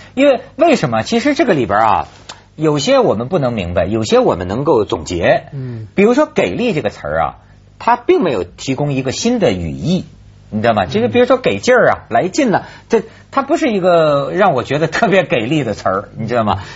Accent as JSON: {"language": "Chinese", "country": "China", "said": "身为大陆人"}